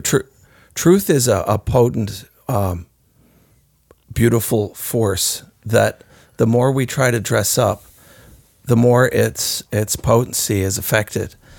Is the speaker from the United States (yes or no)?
no; Canada; as Canadians